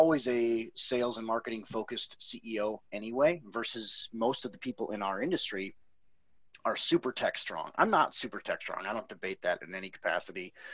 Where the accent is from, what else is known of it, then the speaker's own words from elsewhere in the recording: Milwaukee, Wisconsin, United States; moved away as an adult; now in Austin, United States; so I'm, I'm from Milwaukee.